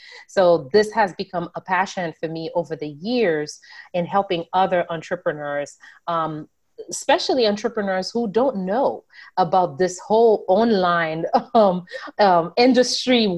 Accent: Haiti; now in United States; as a young girl growing up in Haiti

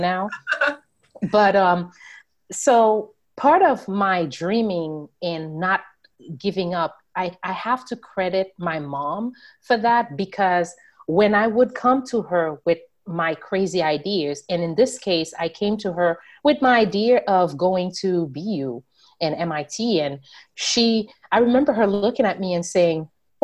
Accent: Haiti; now in United States; as a young girl growing up in Haiti

